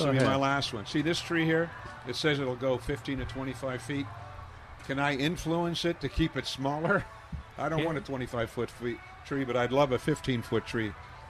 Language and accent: English; Pennsylvania, United States; up in Pennsylvania, north.